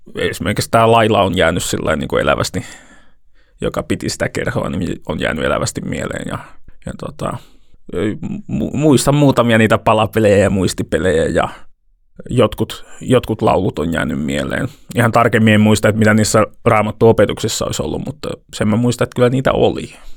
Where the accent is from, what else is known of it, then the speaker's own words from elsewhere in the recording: Toivakka, Central Finland, Finland; mä oon mennyt seurakunnan päiväkerhoon Toivakassa, mistä mä oon kotosin